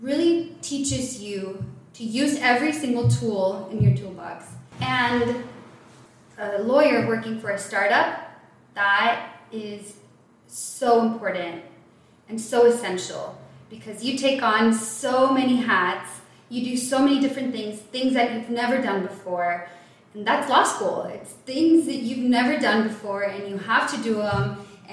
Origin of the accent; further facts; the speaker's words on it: El Paso, Texas, United States; moved away; I grew up in El Paso, Texas.